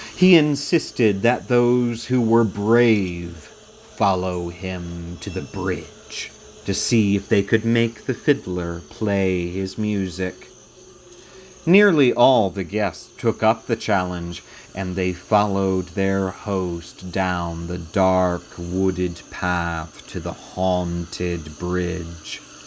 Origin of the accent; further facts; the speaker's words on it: Georgetown, Delaware, United States; I was born and raised in Sussex County, Delaware